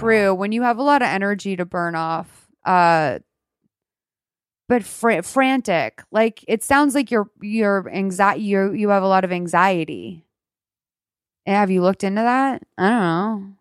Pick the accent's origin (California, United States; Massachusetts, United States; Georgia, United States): Massachusetts, United States; Lexington; also born or lived in Marshfield, Massachusetts; I grew up in Lexington, but I spent my summers in Marshfield